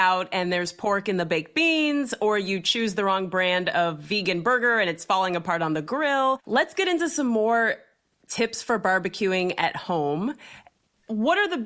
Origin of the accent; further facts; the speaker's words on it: Ohio, United States; I'm from Ohio, so I know exactly what a Buckeye is